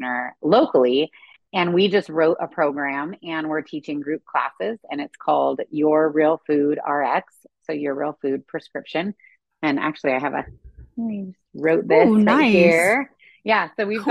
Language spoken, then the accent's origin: English; California, United States; moved away as an adult; also born or lived in Kansas / Arkansas; being born and raised in California